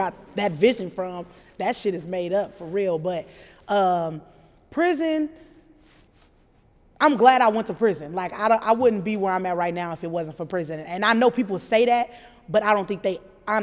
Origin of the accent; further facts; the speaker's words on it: Omaha, Nebraska, United States; I grew up in Omaha